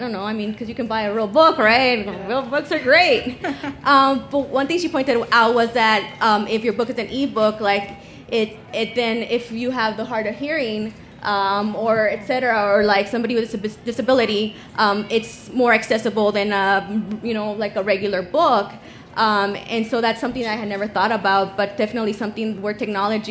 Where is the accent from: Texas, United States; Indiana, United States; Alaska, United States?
Texas, United States; El Paso; I'm from El Paso, just like Cinco Puntos. So when I was in high school, they used to actually like kind of, they would donate books to my high school